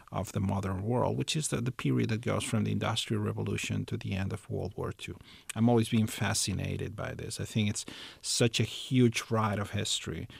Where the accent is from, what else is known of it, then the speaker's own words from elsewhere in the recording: Barcelona, Catalonia, Spain; I was born in the city of Barcelona. I was raised there. I lived there most of my life. So it's it's it's my hometown